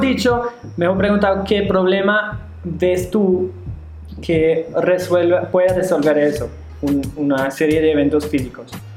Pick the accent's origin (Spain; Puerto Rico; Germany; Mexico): Germany; Spanish is a second language; also born or lived in China; now in Medellín, Colombia; yo soy de Alemania